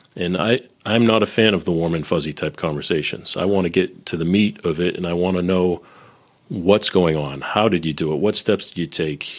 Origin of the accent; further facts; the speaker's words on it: Boston, Massachusetts, United States; also born or lived in Nashville / Silicon Valley / Northern Kentucky; now in Cincinnati, United States; I'm originally from Boston, living in Cincinnati